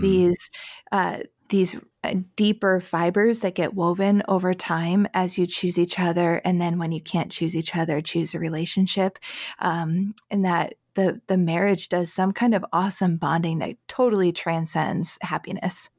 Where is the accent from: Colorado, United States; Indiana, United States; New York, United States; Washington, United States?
New York, United States; Syracuse; I am from Syracuse, New York, the area